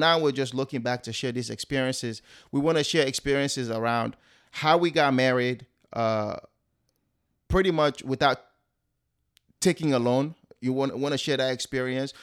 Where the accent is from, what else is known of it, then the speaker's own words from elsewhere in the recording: Sierra Leone; now in United States; I am originally from West Africa, Sierra Leone.